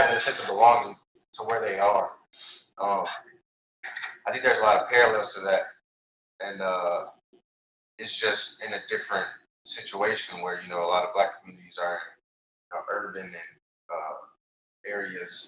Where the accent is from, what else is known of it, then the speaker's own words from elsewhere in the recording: United States; growing up in America